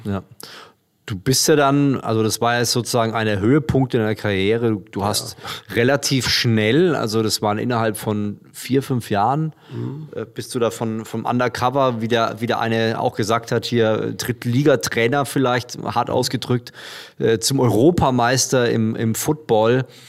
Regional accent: Würzburg, Bavaria, Germany; Würzburg, meine Heimat

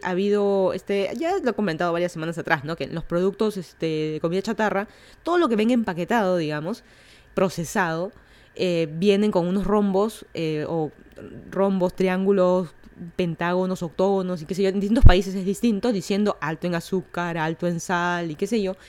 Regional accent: Lima, Peru; moved away as an adult; now in Miami, United States; yo soy de Lima, Perú. Vine a Estados Unidos a estudiar una maestría a Miami, Florida.

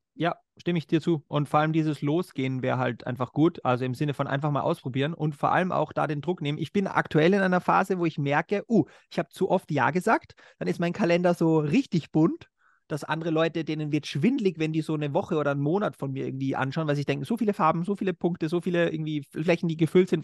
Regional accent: Austria; bei uns in Österreich

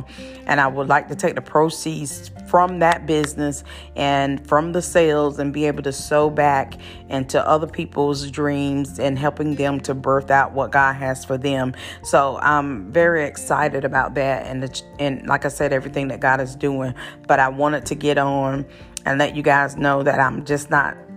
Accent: Wilson, North Carolina, United States; Wilson, North Carolina, that is my hometown, that is my birthing town

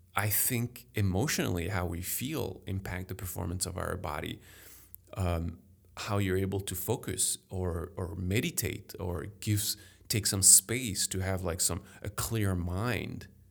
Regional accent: Paris, Île-de-France, France; English is a second language; now in Chicago, United States; I grew up in Paris

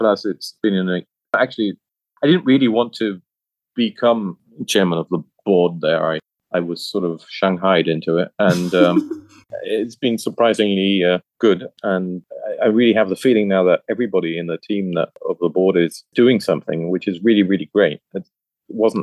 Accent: Düsseldorf, North Rhine-Westphalia, Germany; Düsseldorf, as my hometown.

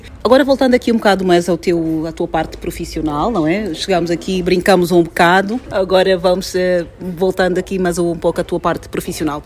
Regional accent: Angola; sou angolana

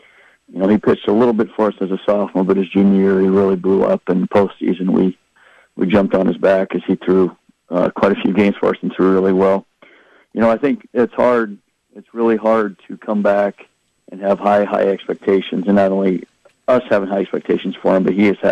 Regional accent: Iowa, United States; I grew up in Iowa

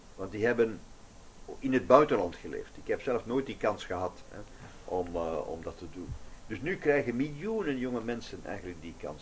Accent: Flanders, Belgium; als we dat als Vlamingen hebben in Vlaanderen, zelfs als Belgen in België

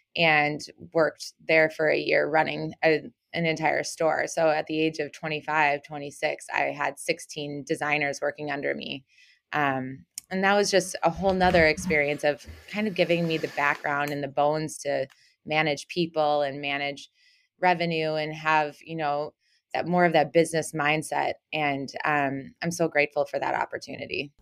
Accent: Minneapolis, Minnesota, United States; also born or lived in Houston, Texas / Harmony, Minnesota / University of Kansas; moved to Minnesota when I was in first grade and was raised here

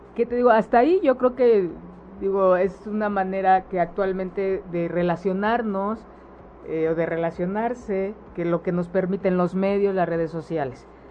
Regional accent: Mexico; nuestras creencias destructivas como sociedad mexicana

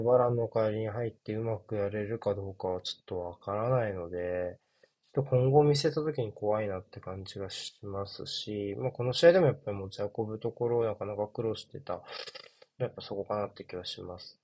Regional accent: Tokyo, Japan; 僕、東京出身なんですけど

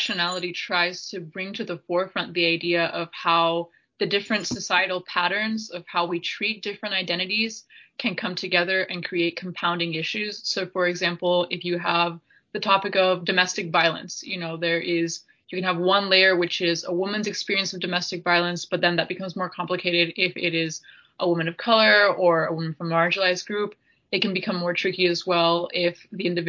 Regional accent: Appalachia, United States; grew up in Appalachia also as a Latinx individual.

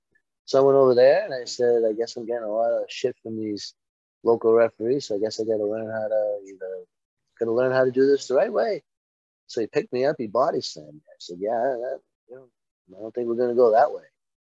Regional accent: Medford, Massachusetts, United States; also born or lived in Dorchester, Boston; I grew up in, my father ran Holiday Lanes in Medford for many, many, many years.

